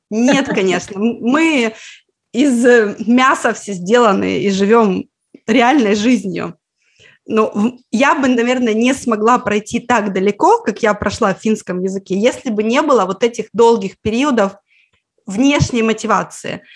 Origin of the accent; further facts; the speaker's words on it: Petrozavodsk, Republic of Karelia, Russia; Я из Карелии, я из Петрозаводска. Когда я была ребенком, изучать финский в школе, например, было так же обычно практически, как английский.